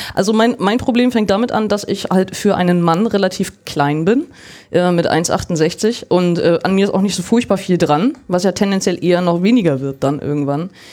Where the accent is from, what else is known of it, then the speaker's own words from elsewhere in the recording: Germany; bei uns in Deutschland